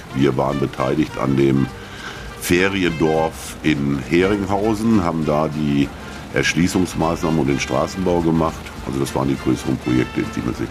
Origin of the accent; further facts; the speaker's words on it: Waldeck-Frankenberg district, Hesse, Germany; wir sind alle aus dem Kreis Waldeck Frankenberg